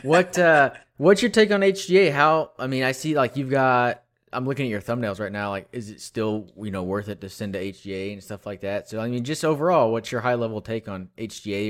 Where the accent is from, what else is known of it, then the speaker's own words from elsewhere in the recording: Texas, United States; I grew up in Texas